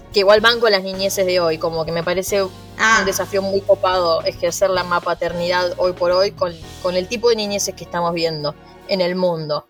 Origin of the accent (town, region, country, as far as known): Argentina; now in Spain